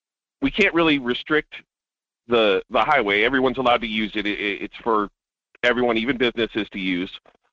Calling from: North Pole, Alaska, United States; This is … from North Pole.

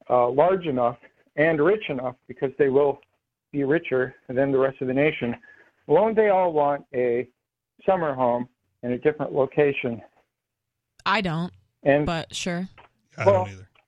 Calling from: Florida, United States; from Florida

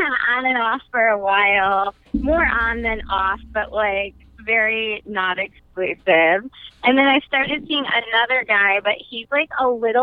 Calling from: Milwaukee, Wisconsin, United States; calling from Milwaukee.

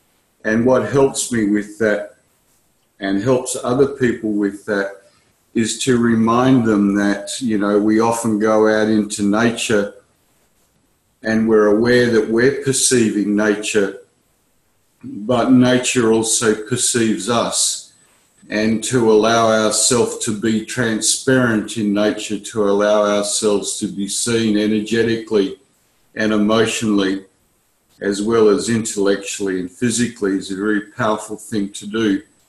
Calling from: Perth, Western Australia, Australia; I'm connected from Perth in Western Australia.

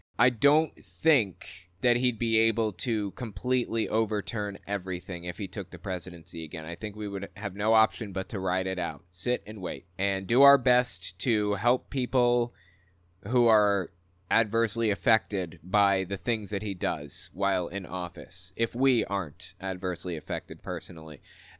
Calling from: Western Canada, Canada; Anywho, I'm from Western Canada, and I've been watching you on YouTube for a couple years.

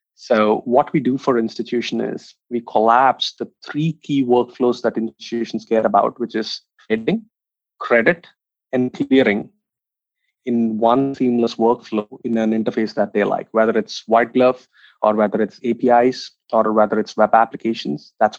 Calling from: San Francisco, California, United States; Calling in from San Francisco

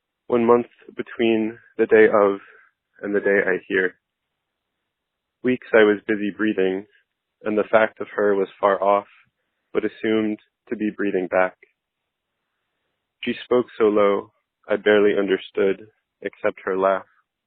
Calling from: Philadelphia, Pennsylvania, United States; I'm calling from Philadelphia, Pennsylvania

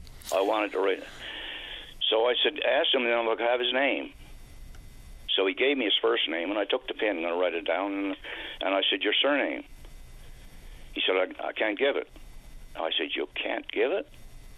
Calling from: Marystown, Newfoundland and Labrador, Canada

